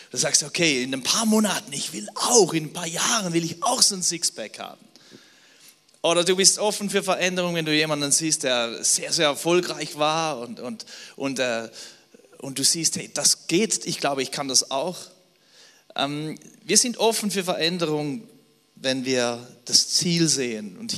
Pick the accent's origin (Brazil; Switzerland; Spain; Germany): Switzerland; Also ich bin Schweizer, ich kann auch auf Schweizerdeutsch sprechen, wenn ihr wollt.